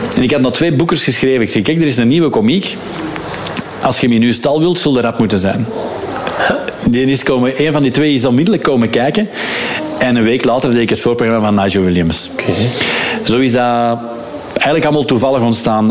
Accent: Lier, Flanders, Belgium; we zijn opgegroeid in de Schilderswijk. Mm. In, uh, in Lier, in de David Nierslaan.

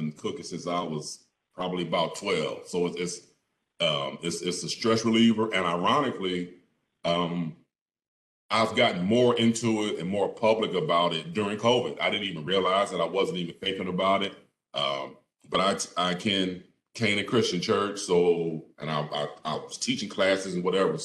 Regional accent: Philadelphia, Pennsylvania, United States; born and raised in Philadelphia

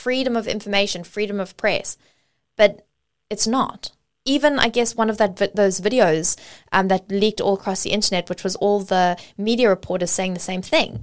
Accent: South Africa; now in Australia; I grew up in South Africa before moving to Australia, and my education system was heavily focused, my history was heavily focused primarily on apartheid

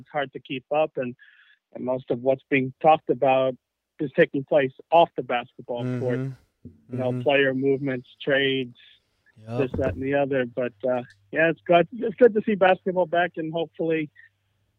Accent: Indianapolis, Indiana, United States; now in Virginia Beach, United States; growing up in Indianapolis

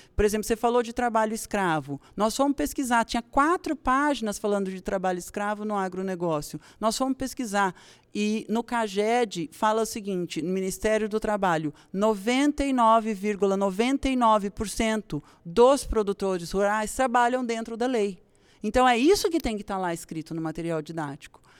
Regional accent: Brazil

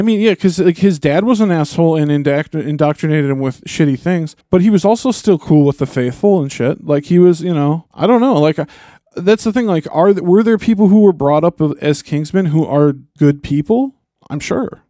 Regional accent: United States; I'm an American.

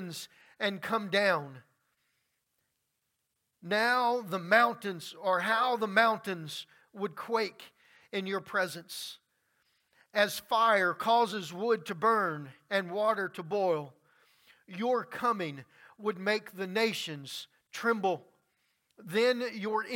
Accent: Louisiana, United States; Growing up in Louisiana, I have seen many storms and many floods come through.

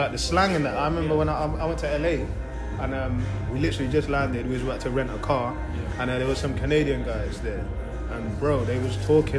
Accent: Grenada; Bro, I'm from Grenada, bro.

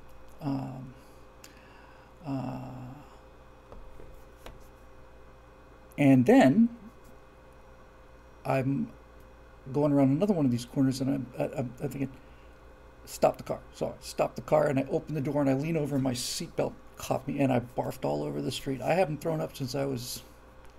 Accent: Florida, United States; I'm from Florida, where everything is flat and straight

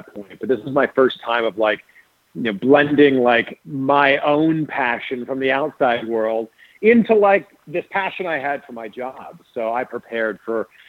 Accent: Toronto, Ontario, Canada; I went to wrestling school in Toronto. That's my hometown.

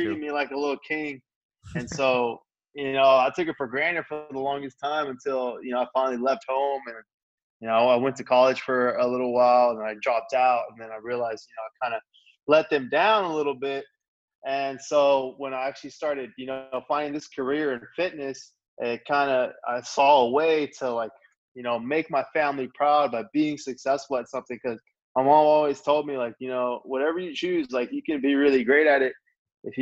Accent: Texas, United States; I was born in Texas, and my mom and dad are both from Mexico.

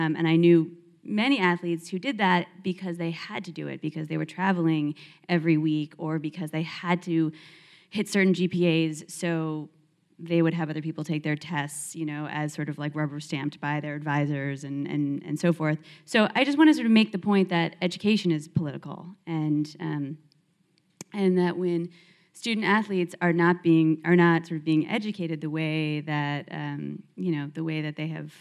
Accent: Philadelphia, Pennsylvania, United States; moved away as an adult; also born or lived in Los Angeles, California; I'm Jewish and I grew up in Philadelphia and I moved to UCLA across the country to play sports

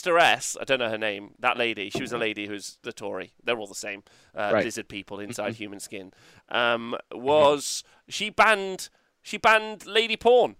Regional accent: England, United Kingdom; Being English

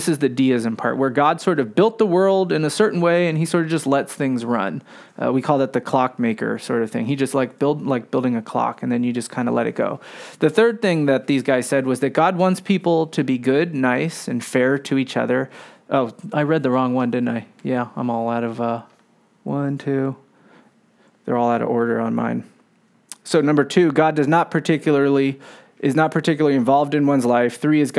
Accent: San Francisco, California, United States; So I grew up here in San Francisco, but my parents were college students when they had us.

